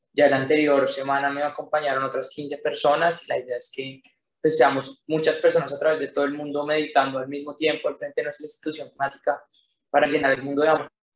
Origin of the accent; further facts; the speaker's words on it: Colombia; nosotros como colombianos